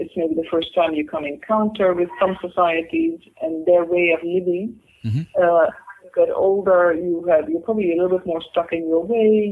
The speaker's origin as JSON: {"language": "English", "country": "Netherlands", "tie": "born or raised there", "also_born_or_lived": "Cairo, Egypt / Oxford, United Kingdom / Exeter, United Kingdom / London, United Kingdom", "moved": "as an adult", "said": "I'm born in the Netherlands. I've I've gone through secondary school in the Netherlands."}